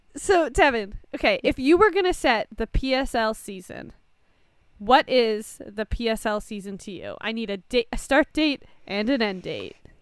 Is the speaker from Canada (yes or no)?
yes; Canada; I'm Canadian